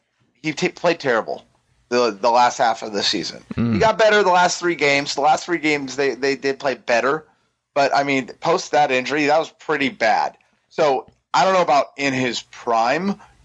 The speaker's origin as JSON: {"language": "English", "region": "Pacific Northwest", "country": "United States", "tie": "born or raised there", "said": "I grew up in the Pacific Northwest."}